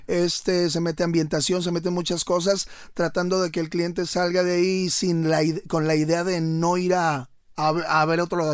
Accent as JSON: {"language": "Spanish", "town": "León", "region": "Guanajuato", "country": "Mexico", "tie": "born or raised there", "moved": "as an adult", "lives_now": "Monterrey, Mexico", "said": "soy oriundo de León, Guanajuato"}